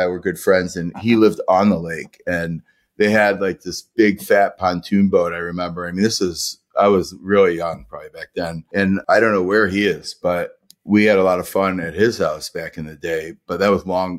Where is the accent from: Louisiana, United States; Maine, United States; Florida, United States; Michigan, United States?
Michigan, United States; Detroit; I had great experience, you know, growing up in the Detroit area.